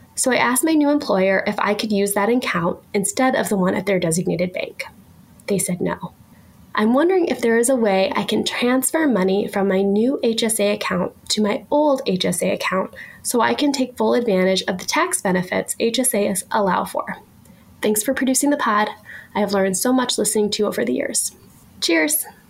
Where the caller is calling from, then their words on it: Northeast Iowa, United States; I'm calling from Northeast Iowa.